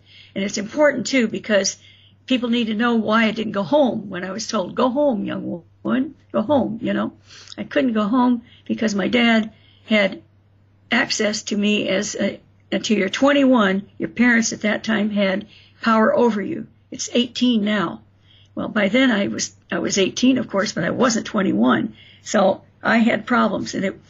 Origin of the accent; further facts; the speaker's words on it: South Bend, Indiana, United States; born there; I missed where I was born in South Bend.